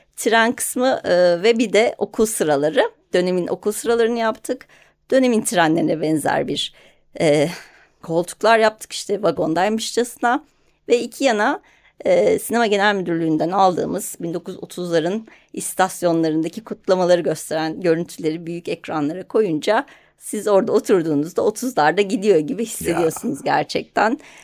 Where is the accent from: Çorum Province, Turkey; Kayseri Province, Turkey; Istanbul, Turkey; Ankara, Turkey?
Ankara, Turkey; Ben hani Ankara'da büyüdüm.